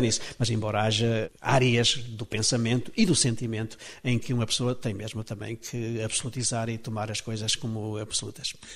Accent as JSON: {"language": "Portuguese", "region": "Trás-os-Montes", "country": "Portugal", "said": "eu próprio sou transmontano, toda a minha gente era transmontana, portanto sou um transmontano de muitas gerações"}